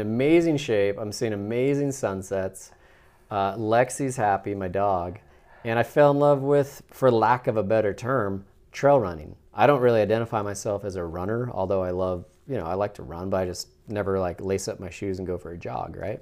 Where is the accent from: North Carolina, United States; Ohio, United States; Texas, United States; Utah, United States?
Utah, United States; Salt Lake City; I'm born and raised in Salt Lake City, Utah